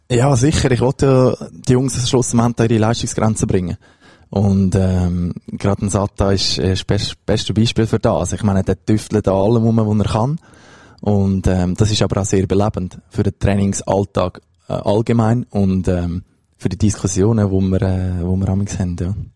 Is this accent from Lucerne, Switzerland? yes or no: yes; between Zug and Lucerne, near Lucerne, Switzerland; ich bin in Buchereien aufgewachsen, das ist in der Nähe von Luzern, also zwischen Zog und Luzern